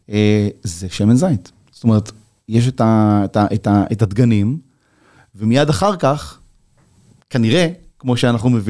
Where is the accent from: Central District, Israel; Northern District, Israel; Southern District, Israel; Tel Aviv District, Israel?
Northern District, Israel; Geshur; אני מגיע מגשור, שמגדלים גם ענבים ליין, ו... ו... ואני אומר לו, רגע, שנייה, אבל זה, זה נורא יקר כל העסק הזה. אז הוא אומר לי, מאיפה אתה? אני אומר לו, מישראל.